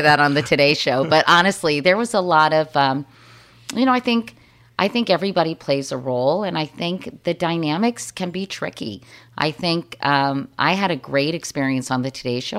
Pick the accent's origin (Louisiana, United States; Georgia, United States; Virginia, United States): Virginia, United States; Arlington; moved away as an adult; also born or lived in Miami; now in New York, United States; I'm from Arlington, Virginia